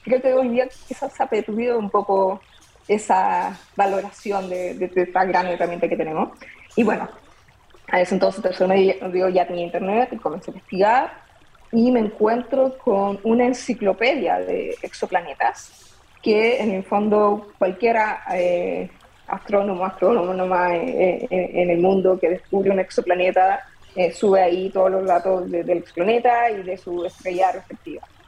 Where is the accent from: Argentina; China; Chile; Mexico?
Chile; Copiapó, Atacama; nos mudamos a la ciudad de Copiapó y eh, en séptimo básico decidí entrar a la Academia de Ciencias de mi colegio